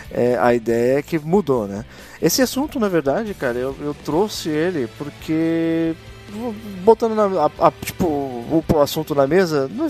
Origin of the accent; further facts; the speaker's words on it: São Paulo, Brazil; pra quem não sabe, tanto eu quanto o Cris, nós somos da Baixada Santista, tá?